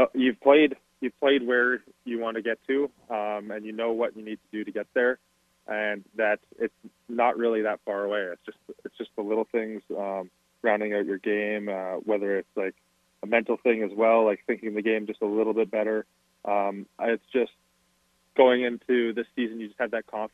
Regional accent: Calgary, Alberta, Canada; I'm from the city. I've been born and raised in Calgary

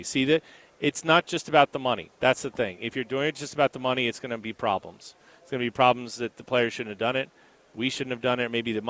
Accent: Philadelphia, Pennsylvania, United States; We're from Philly, so first of all, we know who's going to win the game.

